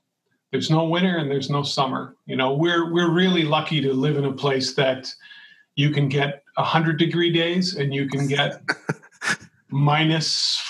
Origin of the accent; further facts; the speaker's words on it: Shakopee, Minnesota, United States; relatives that are named Unz that are, you know, far back related to us in the same town that I grew up. I grew up in Shakopee.